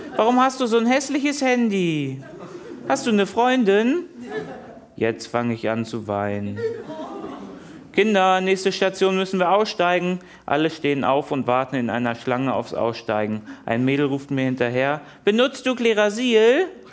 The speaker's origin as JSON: {"language": "German", "region": "Hamburg", "country": "Germany", "tie": "born or raised there", "said": "In meiner Heimatstadt Hamburg"}